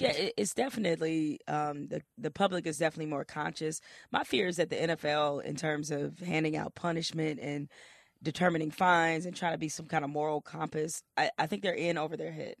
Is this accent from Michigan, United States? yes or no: yes; Detroit, Michigan, United States; I'm from Detroit